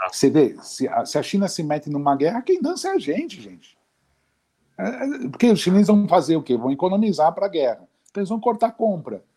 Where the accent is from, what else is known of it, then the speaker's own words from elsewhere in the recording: Brazil; a gente nasceu aqui